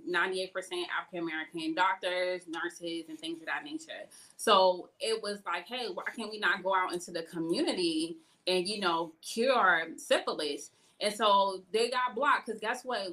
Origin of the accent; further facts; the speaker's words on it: Boston, Massachusetts, United States; moved away; where I was born and raised out in Boston